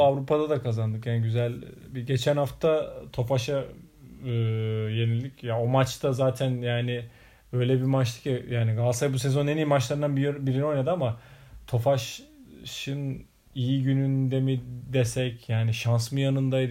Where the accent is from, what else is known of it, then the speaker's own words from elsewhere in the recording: Hatay, Turkey; moved away; ben Hataylıyım, bizim memlekete gittiğimizde kalabalık ortamda hala yerde yenir